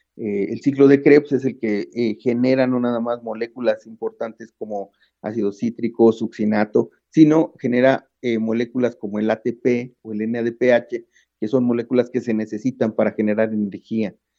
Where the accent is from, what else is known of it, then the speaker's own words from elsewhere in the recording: Mexico City, Mexico; also born or lived in London, United Kingdom / Sheffield, United Kingdom; De aquí soy, de Xochimilco, de la Ciudad de México